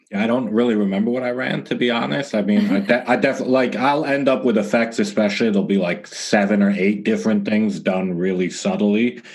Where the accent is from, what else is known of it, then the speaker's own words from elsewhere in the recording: Toronto, Ontario, Canada; now in Los Angeles, United States; I'm from Canada originally, Toronto, living